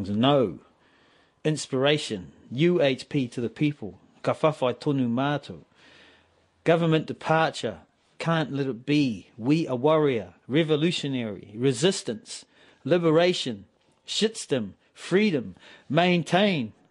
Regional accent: Maoribank, Wellington, New Zealand; Well, where I grew up in Maoribank, that's the river. That was the the Hutt River. So I grew right up by the river, eeling, spearing cockabullies

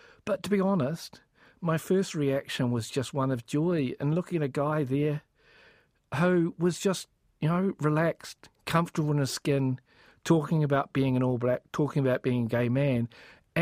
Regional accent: Pohangina Valley, Manawatū-Whanganui, New Zealand; moved away as an adult; also born or lived in Wellington; I grew up in the Pohanga Valley in the Manawatū

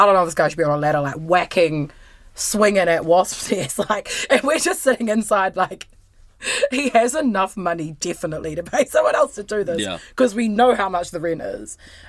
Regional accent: Wellington, New Zealand; I'm from Wellington.

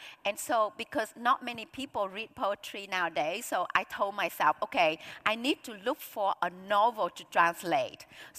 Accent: South Vietnam, Vietnam; English is a second language; moved away as an adult; also born or lived in Australia; I grew up in the countryside of Vietnam, so I didn't have the chance to study English until I was in the eighth grade

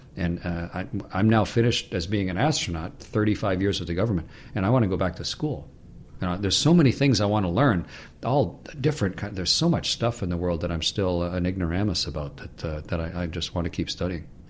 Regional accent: Canada; I'm a Canadian

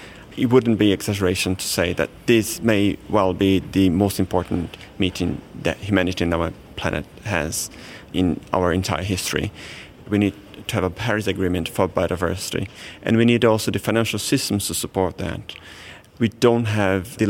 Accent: Brazil; moved away; I grew up in Brazil, which is the world's most biodiverse country

